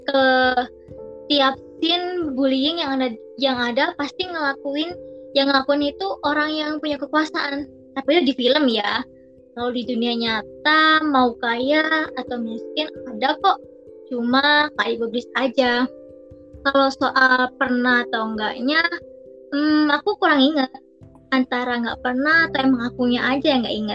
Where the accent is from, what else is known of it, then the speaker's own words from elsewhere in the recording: Sidoarjo, East Java, Indonesia; Aku berasal dari Sidoarjo.